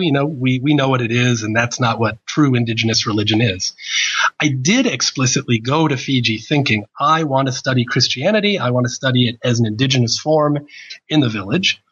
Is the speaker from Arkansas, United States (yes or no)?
no; New Jersey, United States; moved away as an adult; now in Australia; I was born in 1970 in New Jersey